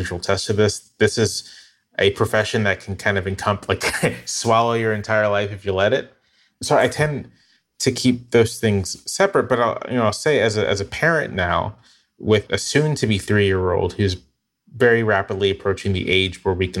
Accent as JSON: {"language": "English", "region": "Virginia", "country": "United States", "said": "I'm from Virginia, but my parents are from Georgia and Florida. We're descendants of enslaved people."}